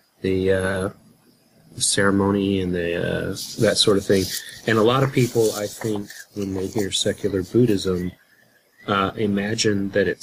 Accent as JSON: {"language": "English", "town": "Houston", "region": "Texas", "country": "United States", "tie": "born or raised there", "said": "growing up in Houston, Texas, or the area of Houston, Texas"}